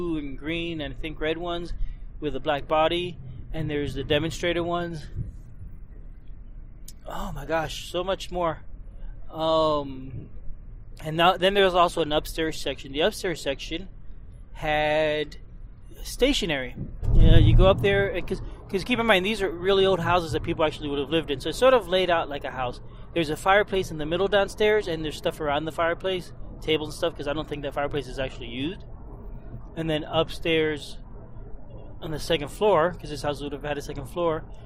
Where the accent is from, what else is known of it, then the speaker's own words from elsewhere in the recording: Florida, United States; when I was growing up in Florida